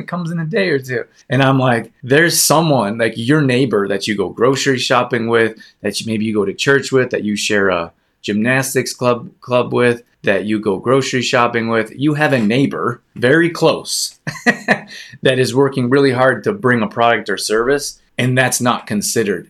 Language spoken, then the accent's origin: English; Calgary, Alberta, Canada; moved away; also born or lived in Los Angeles; I grew up in Calgary and spent half the year in Los Angeles.